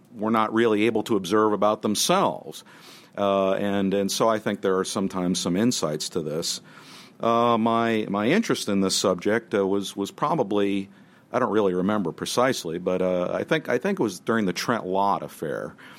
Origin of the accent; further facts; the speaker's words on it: New Jersey, United States; I grew up in New Jersey